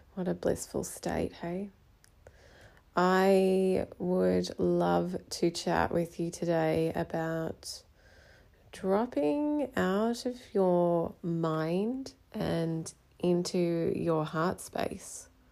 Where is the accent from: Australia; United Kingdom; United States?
Australia; So, I am Australian, but my mother is from India and my dad was from Hong Kong.